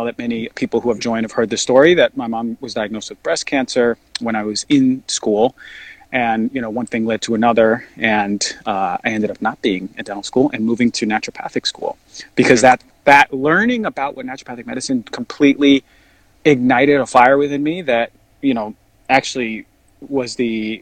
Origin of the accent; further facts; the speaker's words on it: New Jersey, United States; also born or lived in New York; I grew up in New York for a little bit, my childhood, and then I moved to New Jersey. Most of my life